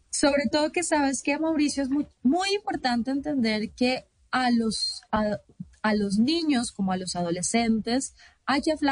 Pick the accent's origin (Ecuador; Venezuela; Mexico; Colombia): Colombia; parte, digamos, de los derechos que tenemos ya como colombianos.